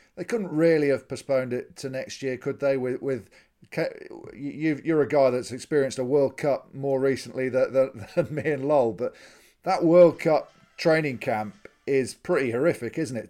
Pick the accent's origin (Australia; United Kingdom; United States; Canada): United Kingdom; England; as an Englishman